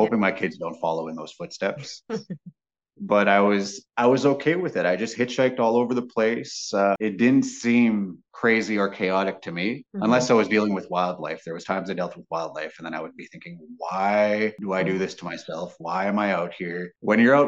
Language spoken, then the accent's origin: English; Grand Rapids, Manitoba, Canada; growing up in Grand Rapids, they were all my grandmas and grandpas